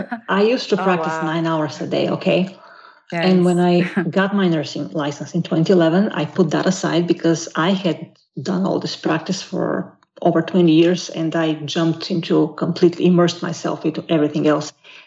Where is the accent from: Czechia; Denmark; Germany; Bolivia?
Bolivia; I think it will be very clear to your listeners that you are from Brazil and I'm from Bolivia because of the way we think and react